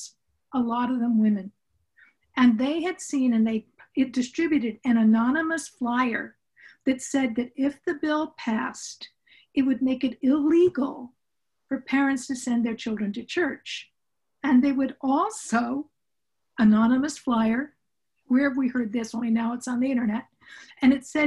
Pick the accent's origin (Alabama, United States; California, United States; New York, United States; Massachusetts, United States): California, United States; Southern; I grew up in Southern California with parents who were college professors